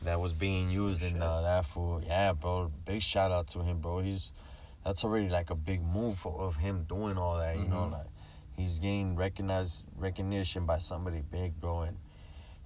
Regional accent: Daha, California, United States; first performance was in my hometown in Daha.

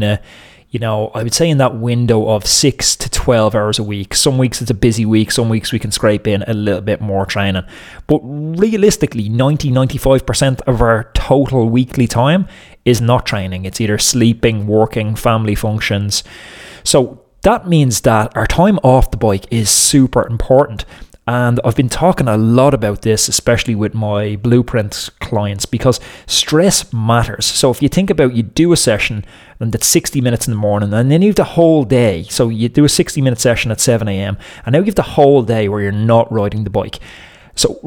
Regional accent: Dublin, Leinster, Ireland; I'm from North Dublin, you know, anyone who knows the area of Dublin that I'm from

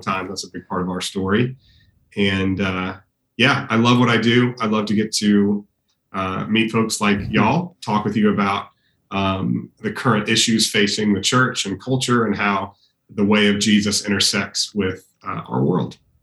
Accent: Austin, Texas, United States; I was born and raised here in Austin, was gone for a while doing uh, undergrad and, and, seminary, and then we moved back

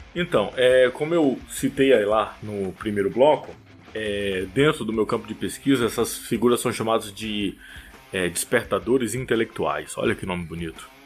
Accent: Bahia, Brazil; accent: Bahian; first language Portuguese; moved away; also born or lived in Rio de Janeiro / São Paulo; essa minha característica do, do sotaque baiano ela continua muito forte

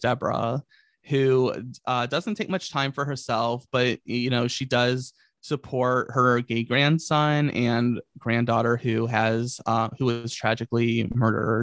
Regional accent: Virginia, United States; I grew up in Virginia

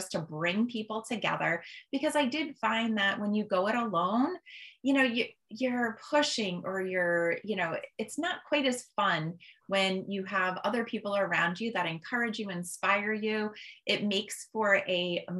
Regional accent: Holland, Massachusetts, United States; I've lived in Massachusetts my whole entire life

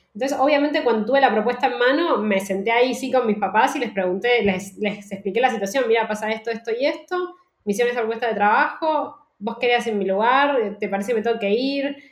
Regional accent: Argentina; moved away as an adult; also born or lived in Netherlands / Barcelona; now in Madrid, Spain

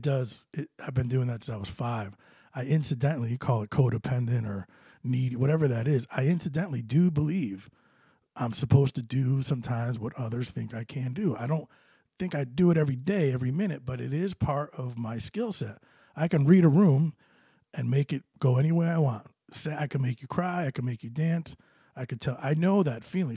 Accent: New Britain, Connecticut, United States; New Britain, my hometown

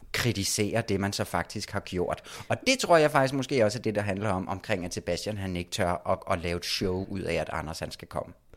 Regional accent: Copenhagen, Capital Region of Denmark, Denmark; moved away; Været en tur hjemme i København.

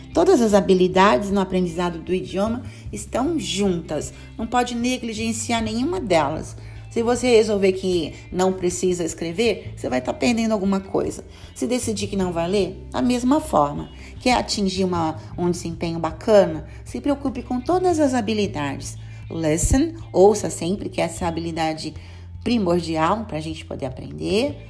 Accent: Brazil; Nós que somos brasileiros costumamos colocar aquela extra vowel

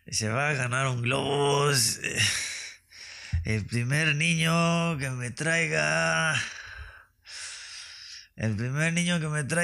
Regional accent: northern Mexico, Mexico; accent: norteño; Me gusta que me sale mi acento norteño nada más por convivir.

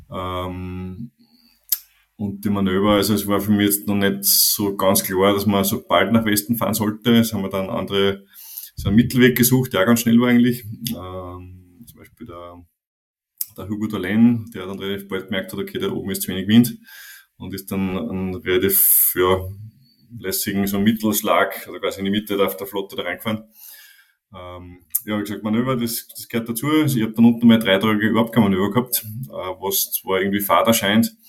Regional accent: Austria; wo du ja, schnell mal in so einen Schlendrian reinkommst, wie wir als Österreicher sagen.

